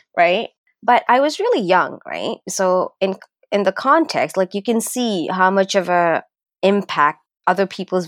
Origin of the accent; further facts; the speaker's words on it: Northern Province, Sri Lanka; also born or lived in Scarborough, Ontario, Canada; now in Canada; I grew up, my childhood days were in Sri Lanka, right? But it was in the northern Sri Lanka, where there's more Tamil population